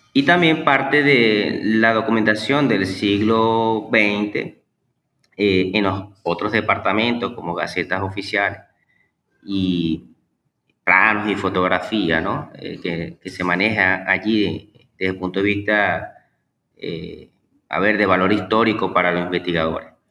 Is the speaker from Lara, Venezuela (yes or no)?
no; Maracaibo, Zulia, Venezuela; nace, pues aquí en Maracaibo, Estado Zulia, Venezuela. Eh, tengo 36 años y básicamente pues este, mi, vida eh, educativa y profesional la, he vivido acá en Venezuela.